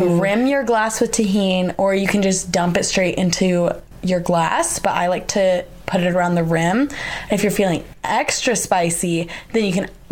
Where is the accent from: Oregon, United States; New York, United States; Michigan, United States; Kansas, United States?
Oregon, United States; moved away as an adult; now in Salt Lake City, United States; I'm from Oregon, and I wanted to go out of state.